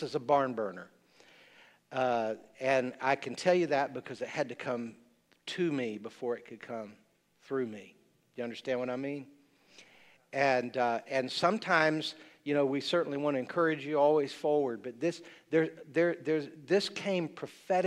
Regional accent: the South, United States; I'm a Southerner.

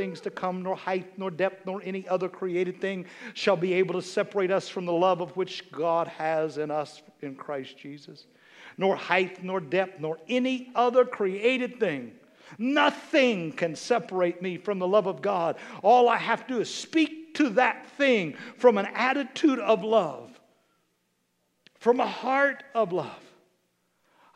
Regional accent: Kansas, United States; I'm from Kansas

